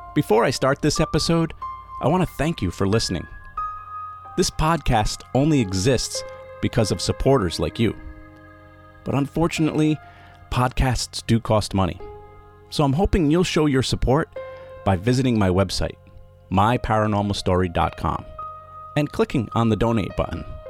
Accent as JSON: {"language": "English", "region": "Rhode Island", "country": "United States", "tie": "born or raised there", "said": "my home state of Rhode Island"}